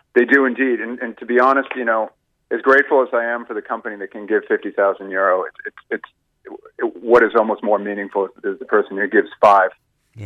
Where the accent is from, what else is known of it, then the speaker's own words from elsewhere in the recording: Boston, Massachusetts, United States; now in Ireland; you might pick up from my accent. I'm, I'm from Boston originally. Yeah. I've been here for a lot of years